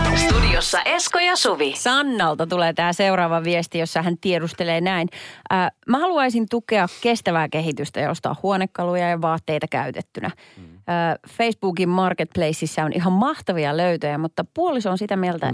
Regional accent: Perniö, Southwest Finland, Finland; now in Helsinki capital region, Finland; Mä oon siis lähtöisin pienestä Perniö-nimisestä paikasta

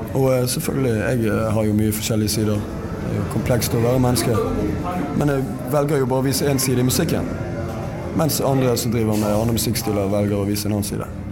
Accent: Norway; Vokste jo opp på bondelandet sjøl

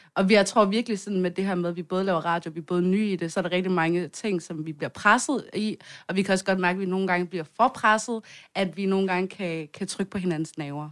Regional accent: Svendstrup, North Denmark Region, Denmark; vi er fra noget, der hedder Svendstrup, og øhm, der, der, øh, det er sådan en lille bitte

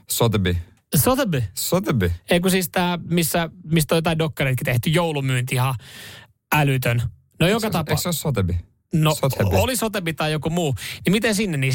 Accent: Finland; No mä oon Suomesta. Mä oon Suomesta.

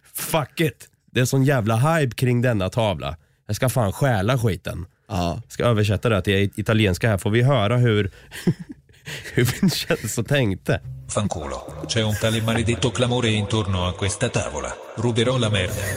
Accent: Norrköping, Östergötland, Sweden; Jag är ju själv från Norrköping

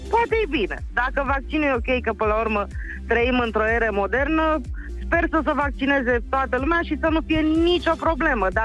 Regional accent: Câmpina, Prahova, Romania; din Câmpina.

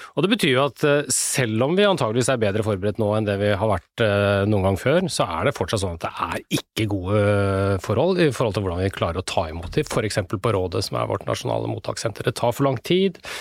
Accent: Norway; her hjemme i Norge

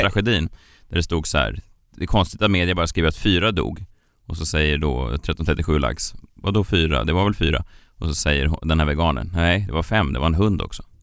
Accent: Stockholm, Stockholm County, Sweden; jag är född här

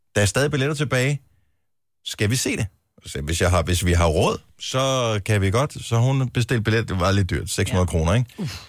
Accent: Denmark

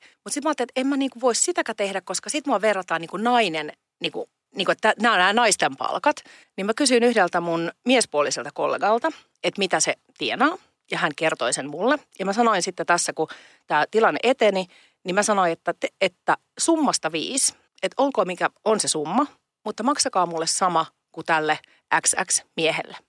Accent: Pori, Satakunta, Finland; moved away; also born or lived in Pomarkku; Mä oon Porista kotoisin ja sieltä menin niin kuin Porin osasta vielä Noormarkusta ja kävin lukion Pomarkussa

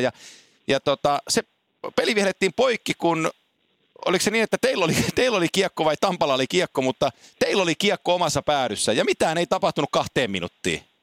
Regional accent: Oulu, North Ostrobothnia, Finland; Mä oon syntynyt Oulussa, kun isäni meni kärppiin Tampereelta

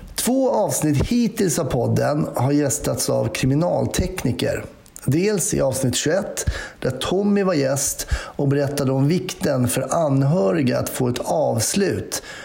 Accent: Stockholm, Stockholm County, Sweden; Jag som är stockholmare var ju kvar i samma stad.

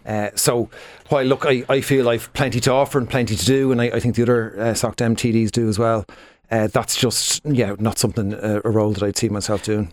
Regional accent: Dublin, Leinster, Ireland; I'm from Dublin myself.

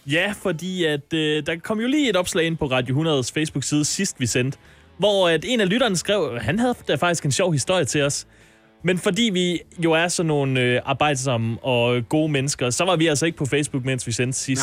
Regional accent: Ikast, Central Denmark Region, Denmark; now in Copenhagen, Denmark; jeg kommer fra Ikast

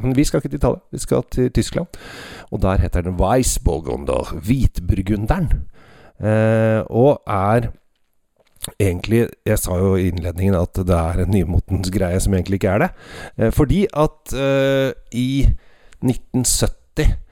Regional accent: Norway; oss her hjemme i Norge

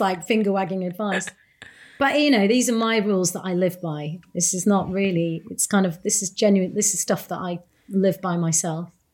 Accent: Bradford, Yorkshire and the Humber, United Kingdom; now in London, United Kingdom; a young Asian woman growing up in Bradford, a Punjabi woman, a Yorkshire lass

